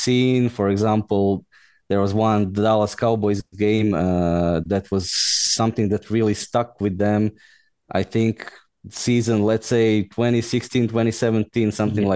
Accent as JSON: {"language": "English", "town": "Osijek", "region": "Osijek-Baranja County", "country": "Croatia", "moved": "as an adult", "lives_now": "Brussels, Belgium", "said": "Originally I'm Croatian. I'm from Osijek, Croatia"}